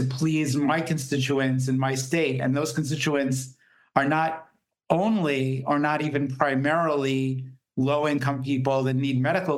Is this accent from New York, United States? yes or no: yes; New York area, United States; moved away; also born or lived in New Jersey; I'm originally from the New York area